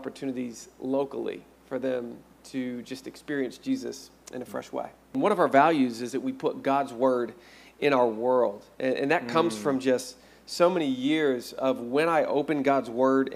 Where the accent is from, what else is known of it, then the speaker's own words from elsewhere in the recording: Arkansas, United States; moved away; I'm originally from Arkansas